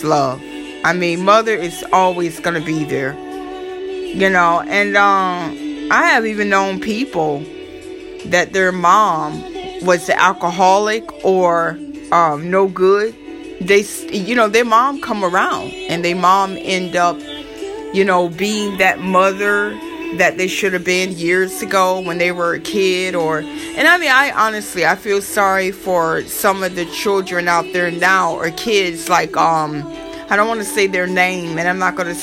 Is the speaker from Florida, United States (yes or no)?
yes; Florida, United States; accent: southern; moved away; also born or lived in New York City, United States; I am from Florida